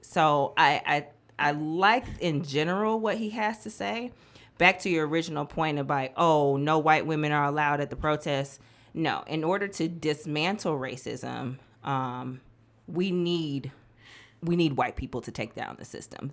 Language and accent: English; Milwaukee, Wisconsin, United States; moved away as an adult; also born or lived in Nashville, Tennessee; now in Memphis, United States; I was born and raised in Milwaukee, Wisconsin